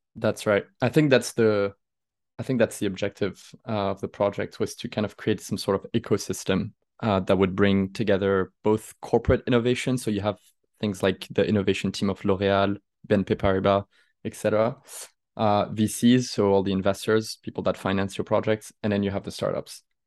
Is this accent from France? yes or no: yes; Aix-en-Provence, Provence-Alpes-Côte d'Azur, France; moved away as an adult; now in Paris, France; I'm originally from Aix-en-Provence